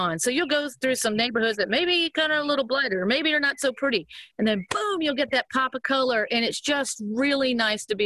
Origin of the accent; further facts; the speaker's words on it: Cajun, Louisiana, United States; we're Cajun